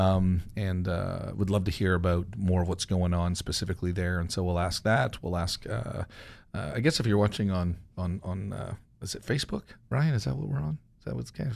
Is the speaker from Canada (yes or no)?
yes; Canada; moved away; also born or lived in Joplin, Missouri; I came from Canada to Joplin